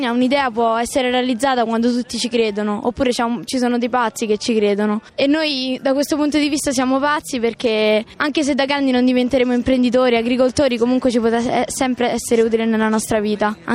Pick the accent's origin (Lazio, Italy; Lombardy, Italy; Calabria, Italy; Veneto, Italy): Lazio, Italy; Rome; accent: Roman; ho 13 anni e mezzo e come si può intuire dall'accento vengo da Roma.